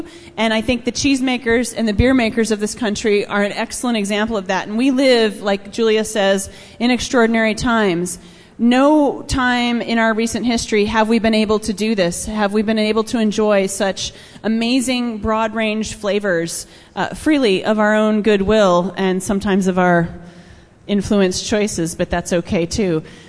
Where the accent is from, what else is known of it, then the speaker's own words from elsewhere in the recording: Minnesota, United States; Yes, I grew up in Minnesota.